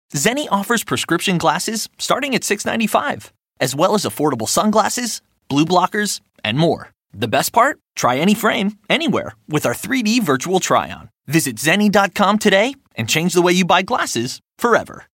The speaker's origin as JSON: {"language": "English", "country": "India", "tie": "born or raised there", "also_born_or_lived": "Mumbai, Maharashtra / Delhi", "said": "I grew up in Bombay and Delhi"}